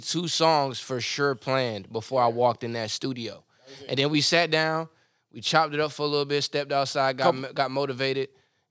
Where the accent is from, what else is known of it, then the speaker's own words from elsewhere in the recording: 30 minutes out of Wilmington, North Carolina, United States; now in San Antonio, United States; I'm from North Carolina.